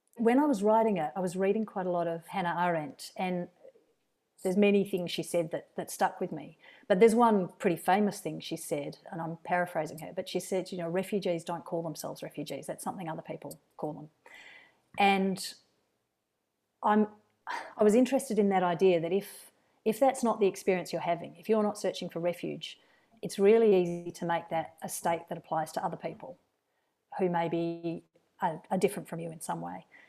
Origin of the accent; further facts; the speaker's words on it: Perth, Western Australia, Australia; now in Wellington, New Zealand; my childhood and my teenage years were spent in first, just outside Perth and then in Perth